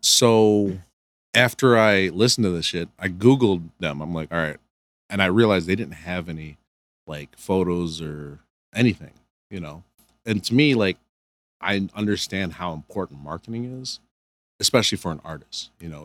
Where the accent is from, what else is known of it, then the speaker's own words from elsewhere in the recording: Canton, Michigan, United States; also born or lived in Cebu City, Philippines; I'm from, I grew up in Michigan